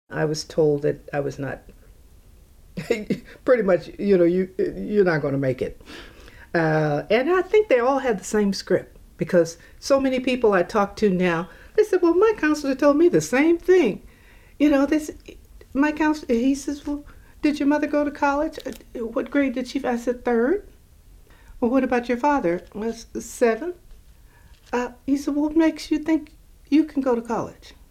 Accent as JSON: {"language": "English", "town": "Alexandria", "region": "Louisiana", "country": "United States", "tie": "born there", "lives_now": "Oakland, United States", "said": "um, I was born in Alexandria, Louisiana. Uh, my brother, mother, father came out here, migrated, and I think we came in 1946"}